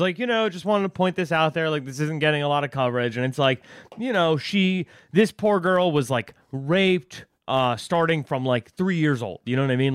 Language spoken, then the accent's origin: English; Westchester, New York, United States; I'm from Westchester